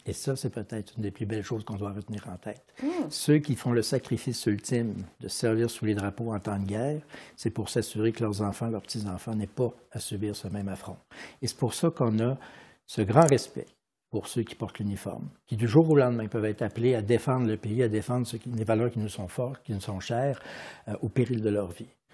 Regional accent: Quebec, Canada; born there; j'ai des racines italiennes, espagnoles, françaises et je suis né au Canada, au Québec.

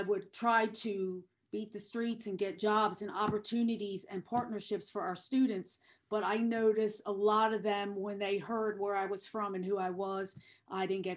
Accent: Delaware, United States; being from Delaware

